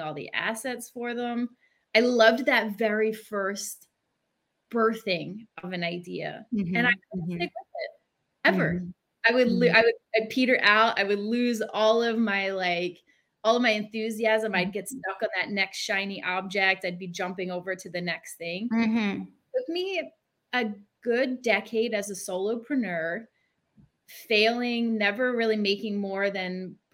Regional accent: Philadelphia, Pennsylvania, United States; I grew up in the Northeast in Philly in a bad neighborhood

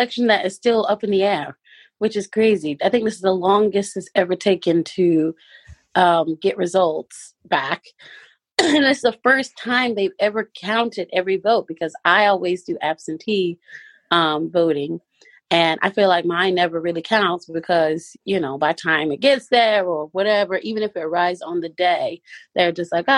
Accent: Goldsboro, North Carolina, United States; moved away as an adult; now in United Kingdom; I'm originally from Goldsboro, North Carolina, but I came to the UK about 4 years ago

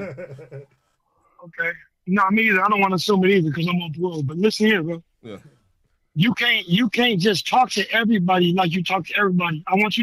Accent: California, United States; I was raised in California

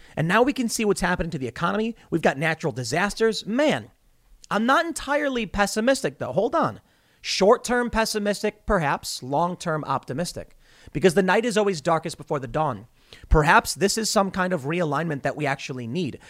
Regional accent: Chicago, Illinois, United States; I grew up on the South Side.

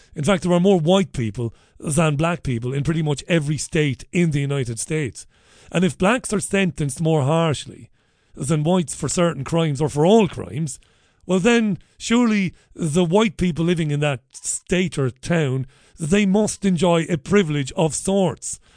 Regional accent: Waterford, Munster, Ireland; I grew up in Waterford City

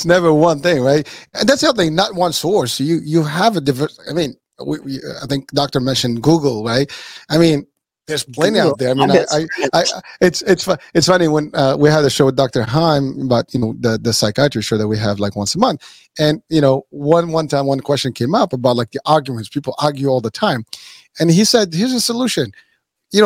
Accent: Morocco; moved away; also born or lived in New York City; I was born in Morocco

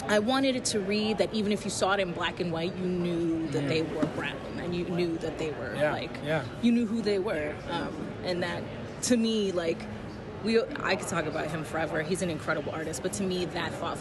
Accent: New York City, New York, United States; I grew up in the Lower East Side

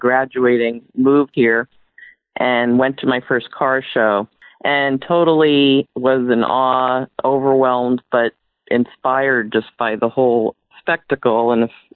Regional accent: Clifton, New Jersey, United States; moved away; also born or lived in Boston / Washington State; I grew up in New Clifton, New Jersey, so I'm definitely a very strong East Coast native from that area.

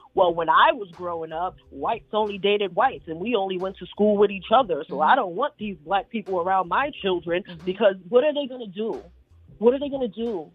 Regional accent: New York City, New York, United States; being a woman growing up in New York City with older grandparents

